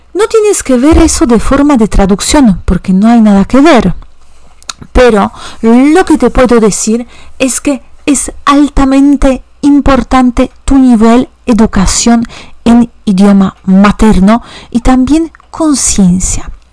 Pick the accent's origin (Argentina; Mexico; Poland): Poland; Warsaw, Masovian Voivodeship; first language Polish; Spanish is a second language; yo soy de Varsovia